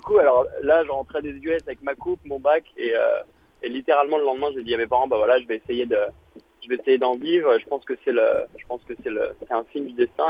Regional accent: Paris, Île-de-France, France; also born or lived in New York, United States; je viens de Paris

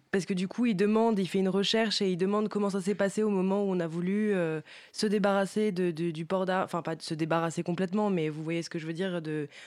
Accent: United States; Bah oui, en tant qu'Américain.

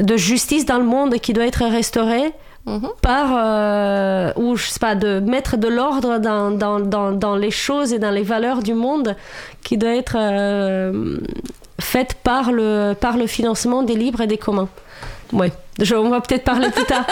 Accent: Romania; French is a second language; moved away as an adult; now in France; j'ai vécu jusqu'à mes 26 ans en Roumanie

